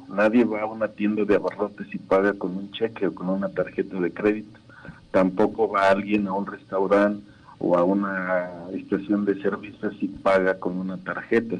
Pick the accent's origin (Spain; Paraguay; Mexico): Mexico; porque somos mexicanos